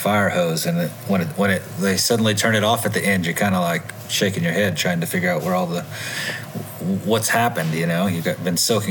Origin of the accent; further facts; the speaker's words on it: Tennessee, United States; moved away as an adult; also born or lived in Asia; I moved back to my home state of Tennessee